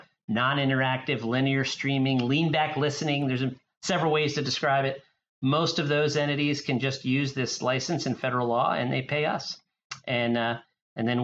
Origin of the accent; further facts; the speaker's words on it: Wilmington, Delaware, United States; I grew up in the first state, Wilmington, Delaware. I'm a native Delawarean